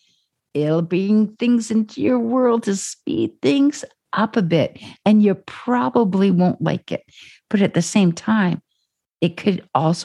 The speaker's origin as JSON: {"language": "English", "region": "Ontario", "country": "Canada", "also_born_or_lived": "Calgary", "moved": "as an adult", "lives_now": "Vancouver, Canada", "said": "I'm from Ontario"}